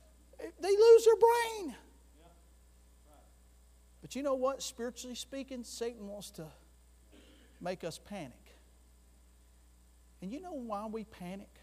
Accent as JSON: {"language": "English", "region": "Florida", "country": "United States", "said": "I'm from Florida"}